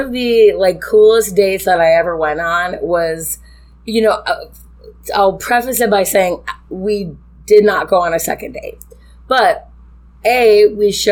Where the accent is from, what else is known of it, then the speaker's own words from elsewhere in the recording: Chicago, Illinois, United States; also born or lived in St. Charles / Arlington Heights / Elk Grove Village / Glendale Heights; Brian and I are actually born and raised in Chicago